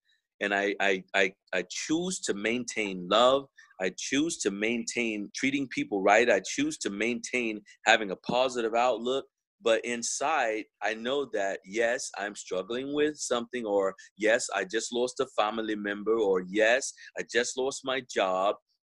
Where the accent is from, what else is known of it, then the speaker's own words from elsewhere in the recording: Texas, United States; I am from Texas, but most of my associates and friends and acquaintances are all from other places around the world.